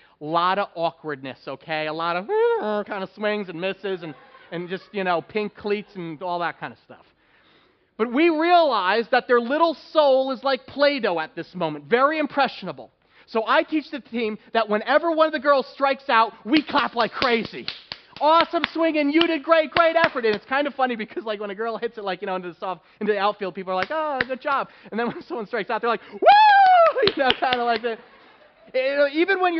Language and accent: English; New Jersey, United States; Growing up in New Jersey